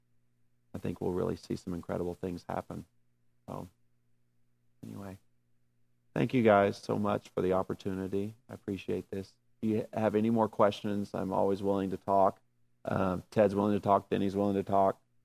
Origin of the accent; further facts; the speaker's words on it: the South, United States; I'm from the South